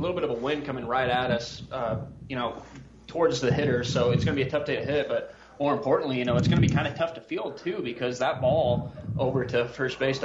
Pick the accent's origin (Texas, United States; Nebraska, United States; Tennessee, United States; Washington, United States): Nebraska, United States; Kearney; I grew up in Kearney.